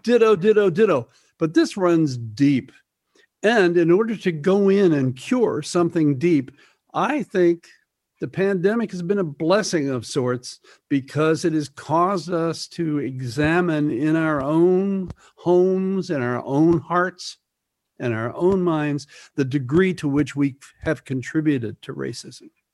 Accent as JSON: {"language": "English", "region": "Midwest", "country": "United States", "tie": "born or raised there", "also_born_or_lived": "Greenwich Village, New York", "moved": "yes", "said": "a young kid growing up in the Midwest"}